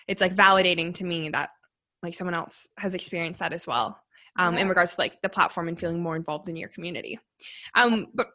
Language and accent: English; Calgary, Alberta, Canada; I actually was born and raised here